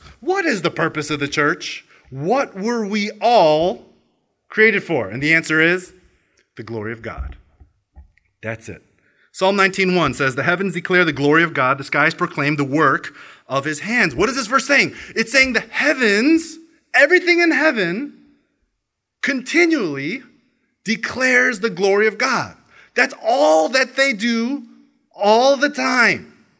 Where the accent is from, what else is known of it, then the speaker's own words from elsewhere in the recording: Australia; I am Korean American Australian. You know, yes, I am Australia, yeah.